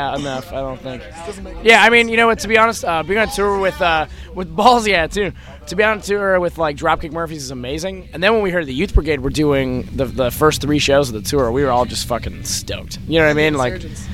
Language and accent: English; Toronto, Ontario, Canada; We're from Toronto.